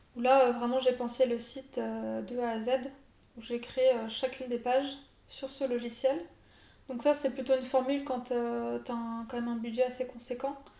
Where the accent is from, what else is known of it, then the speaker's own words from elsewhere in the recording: France; nous, en tant que Français